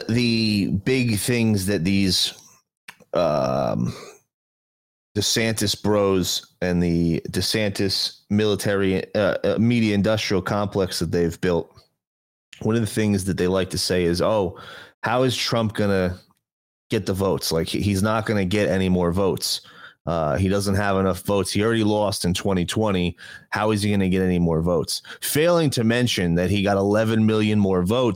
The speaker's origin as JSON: {"language": "English", "region": "New Jersey", "country": "United States", "said": "I'm from New Jersey."}